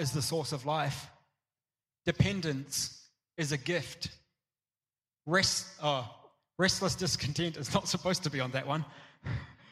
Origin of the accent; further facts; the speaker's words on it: Tauranga, Bay of Plenty, New Zealand; moved away; I grew up in Tauranga, which has got this amazing surf beach